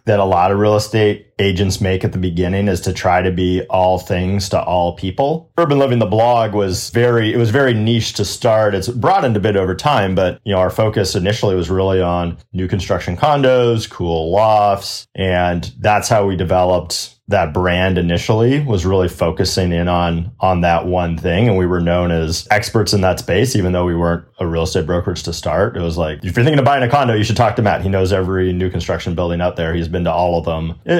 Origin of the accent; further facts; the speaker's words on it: Winnipeg, Manitoba, Canada; accent: Canadian; moved away as an adult; now in United States; I was born in Winnipeg, up in Canada, lived in Canada for a long time, and then came down to the United States 15, 16 years ago. Having grown up in Canada, I have still a little bit of a Canadian accent.